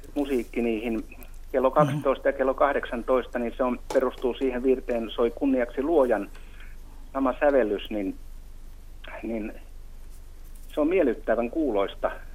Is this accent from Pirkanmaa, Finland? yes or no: no; Mäntsälä, Uusimaa, Finland; moved away; Semmoinen paikka kuin Mäntsälän ah- Ohkolan Arolan kylä, semmoinen kuin Jyvälän kulma, joka on hyvin semmoista alavaa maata